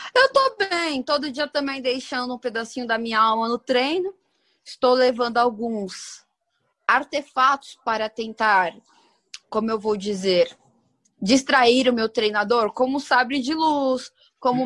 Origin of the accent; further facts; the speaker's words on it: Brazil; como brasileira